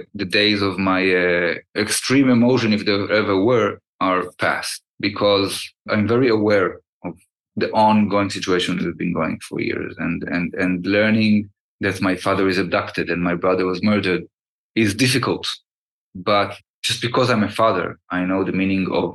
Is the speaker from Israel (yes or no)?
yes; Kibbutz Nir Oz, Southern District, Israel; now in Tel Aviv, Israel; I live in Tel Aviv. I'm 50 years old. I was born and raised in Kibbutz near Oz